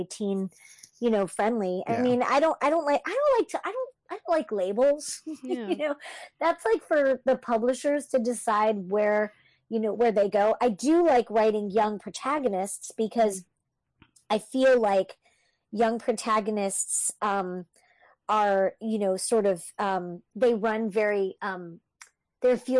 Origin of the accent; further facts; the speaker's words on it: Canada; I'm French Canadian